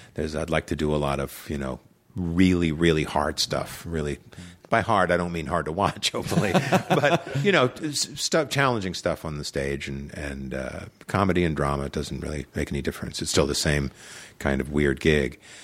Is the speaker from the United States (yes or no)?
yes; Long Island, New York, United States; I grew up on Long Island, New York